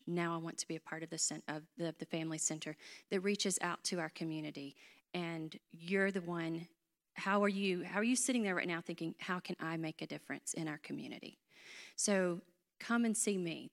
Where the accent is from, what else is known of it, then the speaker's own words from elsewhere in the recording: Hickory, North Carolina, United States; accent: North Carolina; am from North Carolina. I grew up in Hickory